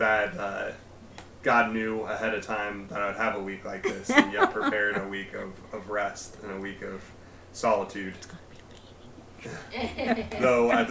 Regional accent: West Milton, Ohio, United States; now in Miamisburg, United States; I grew up in West Milton near Englewood

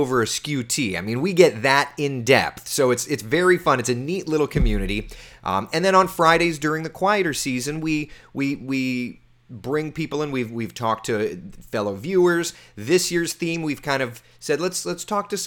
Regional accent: Central Florida, United States; when I was a child growing up in Central Florida

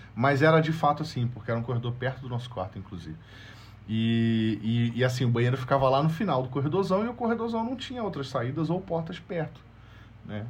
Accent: Brazil; moved away; eu sou brasileiro, sou estrangeiro

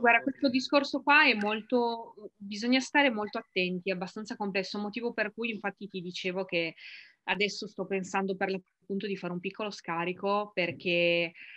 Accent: Ivrea, Piedmont, Italy; moved away; also born or lived in Milan; Io non sono di Milano, ma sono di la ridente Ivrea in provincia di Torino

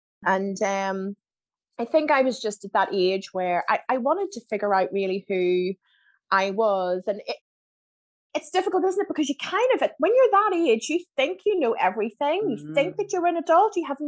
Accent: Germany; born there; so my dad was in the army, so I was born in Germany.

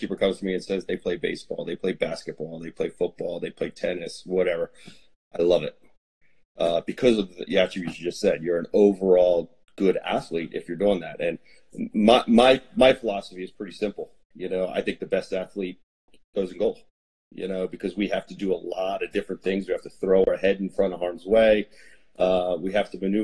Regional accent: New Holland, Pennsylvania, United States; I grew up in Lancaster, Pennsylvania, or just outside of Lancaster in a little town called New Holland.

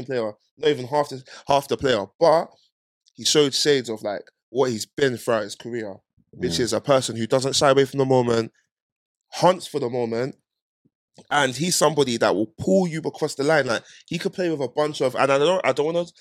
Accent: London, United Kingdom; I'm from North

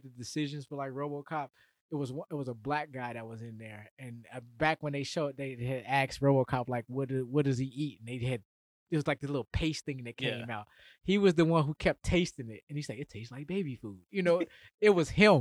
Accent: Chicago, Illinois, United States; my growing up in Chicago

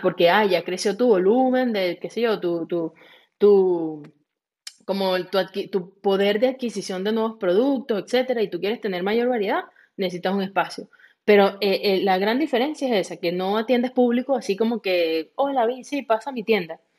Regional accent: Venezuela; yo soy de Venezuela, igual que Andri

